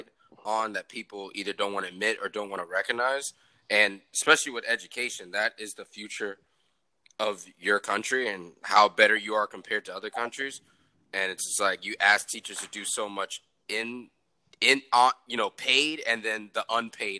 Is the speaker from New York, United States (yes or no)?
yes; New York, United States; moved away as an adult; now in Atlanta, United States; I'm in Atlanta now. I'm from New York, but I just moved down to Atlanta this past November